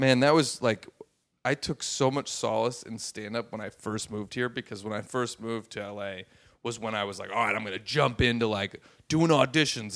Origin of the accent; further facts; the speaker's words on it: Los Angeles, California, United States; also born or lived in San Francisco; growing up in Los Angeles and San Francisco and places like